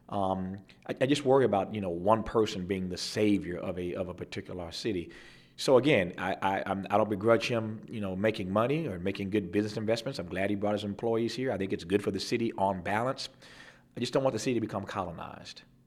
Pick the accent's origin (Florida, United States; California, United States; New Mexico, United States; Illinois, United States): California, United States; we had a city in California that, you know, recently filed bankruptcy in my home state.